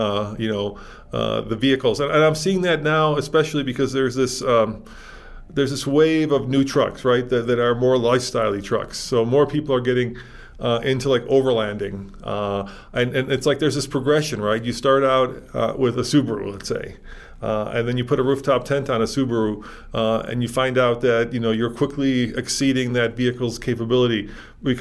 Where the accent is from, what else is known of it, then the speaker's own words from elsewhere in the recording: Chicago, Illinois, United States; now in Colorado, United States; I grew up in Chicago